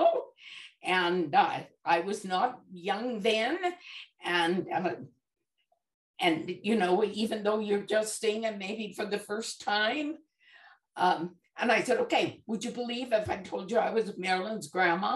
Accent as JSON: {"language": "English", "town": "Bountiful", "region": "Utah", "country": "United States", "tie": "born or raised there", "moved": "yes", "said": "we're from Utah, and our church, they have what they call, we lived in a little community called Bountiful"}